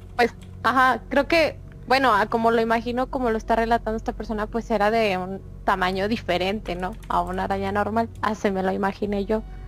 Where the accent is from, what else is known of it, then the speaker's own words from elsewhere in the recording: Mexico; nosotros como mexicanos, mexicanos